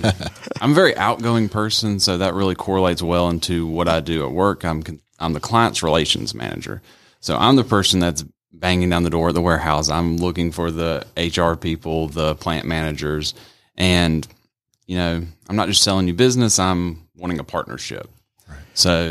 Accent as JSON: {"language": "English", "country": "United States", "said": "I'm from America, so I know how hot it is."}